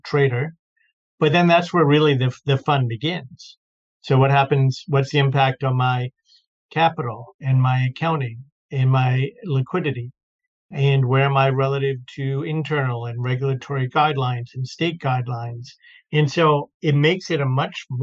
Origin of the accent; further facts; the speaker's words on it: Baltimore, Maryland, United States; moved away as an adult; also born or lived in New York / London / Florida; now in Boston, United States; I grew up in Baltimore